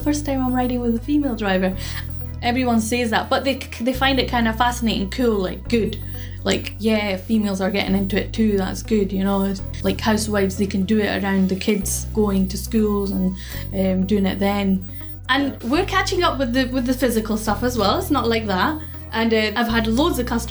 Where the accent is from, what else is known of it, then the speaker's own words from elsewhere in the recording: Edinburgh, Scotland, United Kingdom; I'm from Edinburgh, born and bred